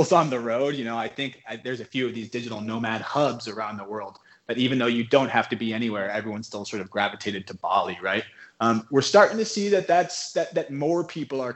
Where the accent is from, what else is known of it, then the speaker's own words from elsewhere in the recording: Bay Area, California, United States; I'm from the Bay Area originally. And when I grew up, I lived about 30 minutes from San Francisco